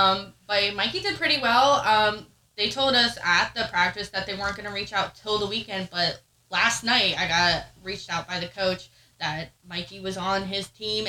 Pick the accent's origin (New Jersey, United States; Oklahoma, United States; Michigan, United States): New Jersey, United States; Yeah, I grew up in the Pine Barrens, so